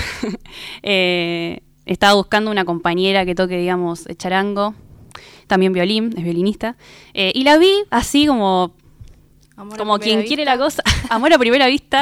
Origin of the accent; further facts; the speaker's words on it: Rosario, Santa Fe, Argentina; moved away as an adult; yo soy de Rosario, Santa Fe